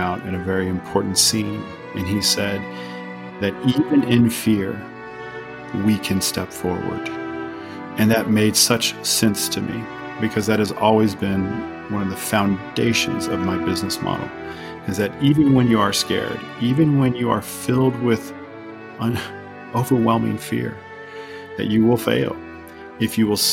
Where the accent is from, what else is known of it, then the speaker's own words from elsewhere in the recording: South Louisiana, United States; moved away as an adult; also born or lived in Atlanta, Georgia / Bavaria, Germany; now in Garmisch, Germany; I was born in South Louisiana on the Gulf of Mexico in a very swampy region, right where they make Tabasco hot sauce. And I grew up there with my mother.